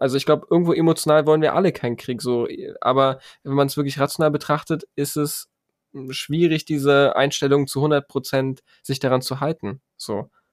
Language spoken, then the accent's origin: German; Germany; ich bin in Deutschland geboren, ich habe einen deutschen Pass, ich bin Deutscher